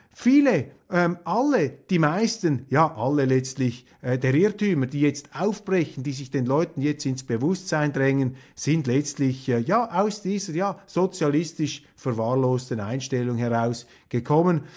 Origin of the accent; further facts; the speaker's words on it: Switzerland; als Schweizer